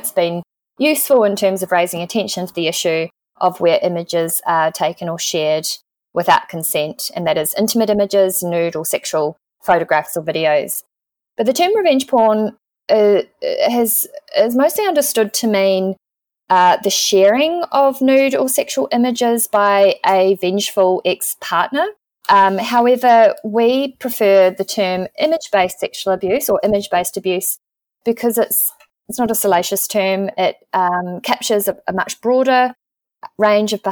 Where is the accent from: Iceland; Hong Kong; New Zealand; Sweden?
New Zealand; moved away as an adult; also born or lived in Christchurch, New Zealand; now in Melbourne, Australia; I'm also a New Zealander living in Australia with my partner